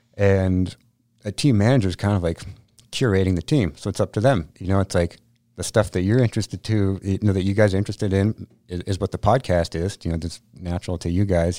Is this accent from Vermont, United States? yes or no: yes; Vermont, United States; moved away as an adult; also born or lived in Whistler; I'm from Vermont